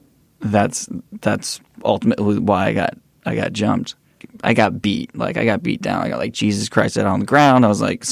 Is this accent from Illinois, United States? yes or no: no; East Bay, Bay Area, California, United States; I grew up in the East Bay, the Bay Area